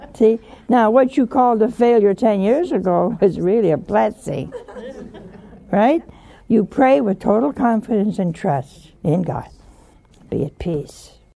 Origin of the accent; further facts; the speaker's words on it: Philadelphia, Pennsylvania, United States; I'm from Philadelphia.